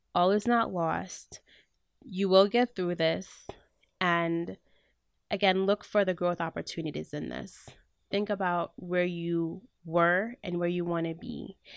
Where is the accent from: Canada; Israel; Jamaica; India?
Jamaica; now in United States; I'm Jamaican